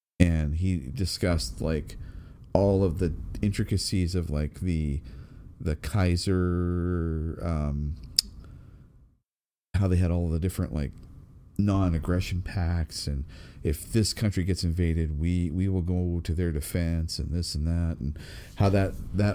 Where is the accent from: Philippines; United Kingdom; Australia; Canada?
Canada; being Canadian